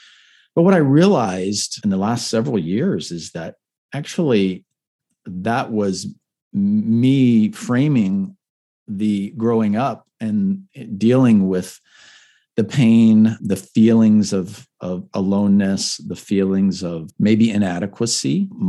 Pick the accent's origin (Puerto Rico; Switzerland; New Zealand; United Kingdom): Puerto Rico; also born or lived in Panama / Miami, United States; I grew up surfing in Puerto Rico. I grew up, you know, in the jungles, looking at sloths and iguanas in Panama, and growing up in Miami